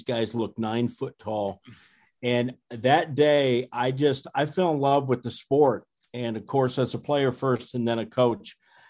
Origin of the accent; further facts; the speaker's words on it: Fort Dodge, Iowa, United States; Well, I'm an Iowan, and I grew up in Iowa in a town called Fort Dodge in Northwest Iowa.